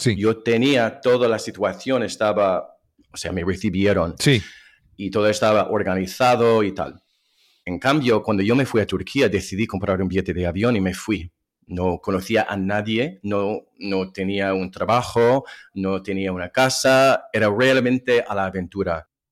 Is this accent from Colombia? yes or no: no; Ohio, United States; Spanish is a second language; moved away as an adult; also born or lived in Spain / Turkey / France; yo nací en el estado de Ohio, en Estados Unidos, en las afueras de una ciudad